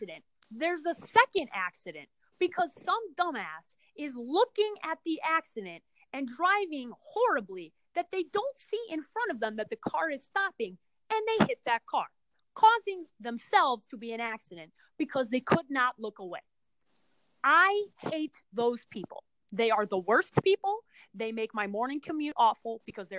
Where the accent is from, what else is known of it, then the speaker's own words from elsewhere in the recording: Chicago, Illinois, United States; moved away; I'm a Chicagoan